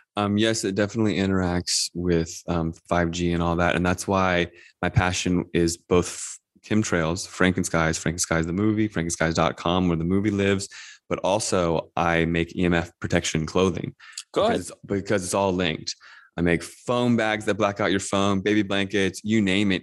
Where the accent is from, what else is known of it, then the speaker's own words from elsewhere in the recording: Northern Virginia, United States; I grew up in Northern Virginia, just outside of DC